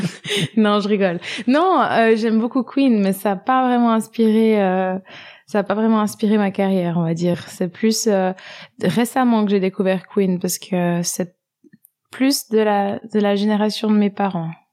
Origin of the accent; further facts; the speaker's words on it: French-speaking Switzerland, Romandy, Switzerland; J'ai grandi en Suisse, dans la partie francophone.